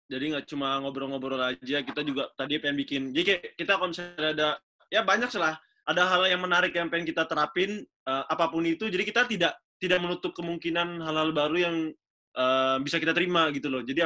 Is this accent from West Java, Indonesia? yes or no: yes; Bandung, West Java, Indonesia; born there; kita tidak bisa memungkiri. Saya lahir di Bandung.